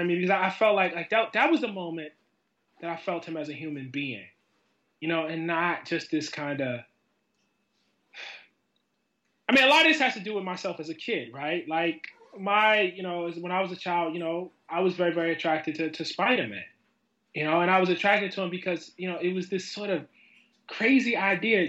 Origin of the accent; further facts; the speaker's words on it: Baltimore, Maryland, United States; As a kid, I grew up in West Baltimore